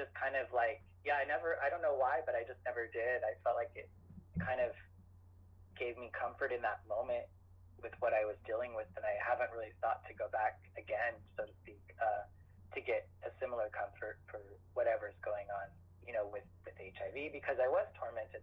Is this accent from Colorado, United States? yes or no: no; Idaho, United States; moved away as an adult; also born or lived in Chicago; I grew up in Idaho